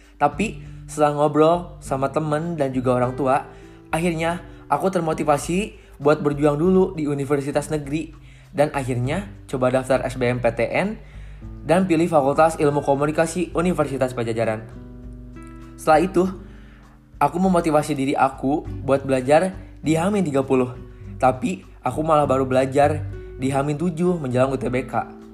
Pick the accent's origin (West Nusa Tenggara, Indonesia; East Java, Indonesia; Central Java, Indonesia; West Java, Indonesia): West Java, Indonesia; Bandung; Saya berasal dari Bandung.